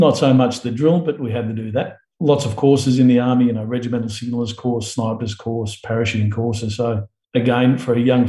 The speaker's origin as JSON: {"language": "English", "town": "Ivanhoe", "region": "Victoria", "country": "Australia", "tie": "born or raised there", "said": "Born in Ivanhoe, Victoria, 1961, and spent all of my youth in Victoria for the most part."}